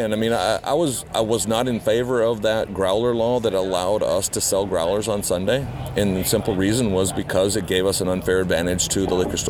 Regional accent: Georgia, United States; also born or lived in Tomahawk, Wisconsin; now in Minnesota, United States; Lived there till I was 6 years old, until my dad took a transfer down to Georgia

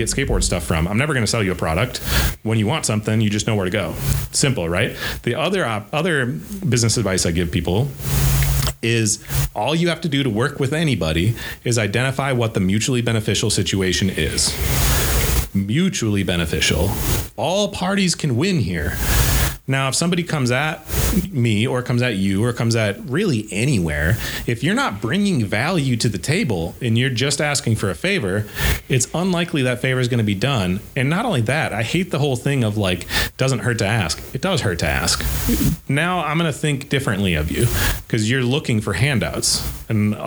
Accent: Eau Claire, Wisconsin, United States; also born or lived in Burnsville, Minnesota; I love my hometown.

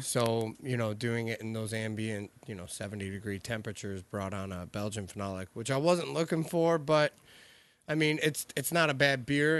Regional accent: Michigan, United States; growing up in Michigan

